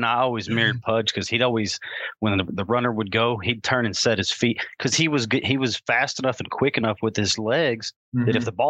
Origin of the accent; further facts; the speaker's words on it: Amarillo, Texas, United States; I'm from Amarillo, Texas, so it's not far.